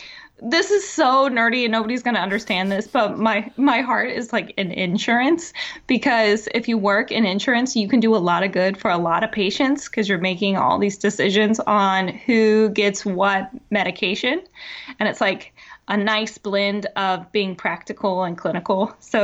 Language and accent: English; Tennessee, United States; So I am from Tennessee, born and raised. I dodged the accent, though, because my dad's Canadian and my mom's from Ohio.